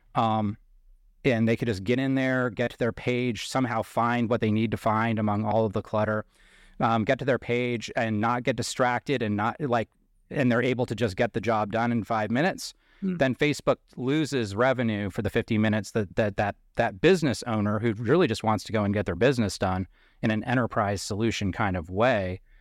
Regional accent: Bangor, Maine, United States; moved away; the town that I was born in is Bangor, Maine, which is in central Maine

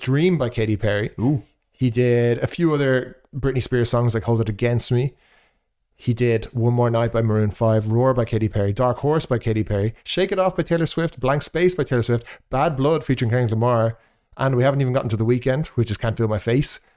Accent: Ireland; me being Irish

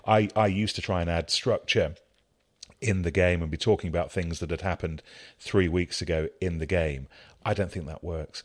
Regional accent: Leicestershire, East Midlands, United Kingdom; growing up in Leicestershire

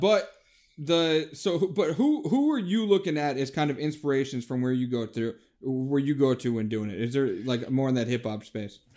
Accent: Cleveland, Ohio, United States; I'm a Cavs fan, I'm from Cleveland

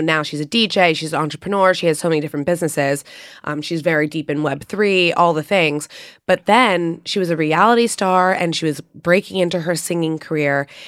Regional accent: New York City, New York, United States; growing up in New York, my mom is really hands-on in the art world.

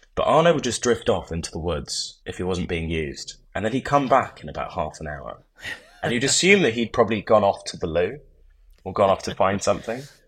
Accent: Oxford, South East England, United Kingdom; now in London, United Kingdom; I grew up in Oxford, so I went back to Oxford

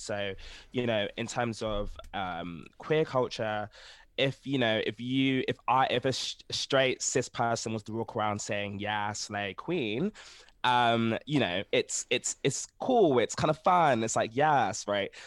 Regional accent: Ghana; I'm from Ghana

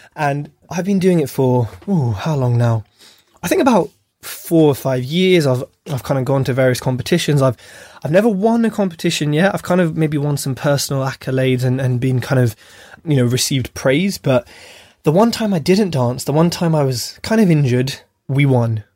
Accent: United Kingdom; being British born

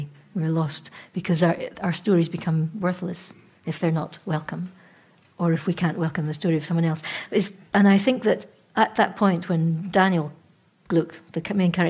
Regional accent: Scotland, United Kingdom; being Scottish

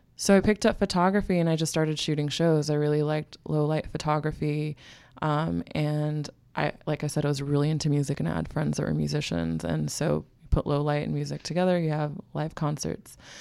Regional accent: Bay Area, California, United States; moved away as an adult; also born or lived in US East Coast / Philadelphia, Pennsylvania; now in New York, United States; I was born in the Bay Area, California, and then I grew up between the East and West Coast, kind of like back and forth

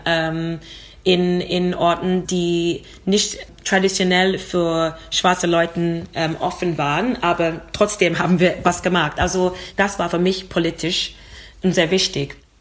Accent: London, United Kingdom; German is a second language; now in Vienna, Austria; komme aus London, also ich bin in London geboren und ich habe Großeltern aus Jamaika

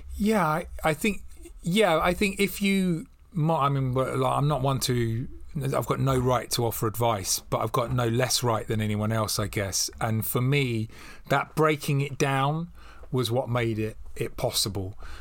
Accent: London, United Kingdom; accent: estuary English, West London; moved away as an adult; now in Devon, United Kingdom; I'm still a bloke from Acton in West London

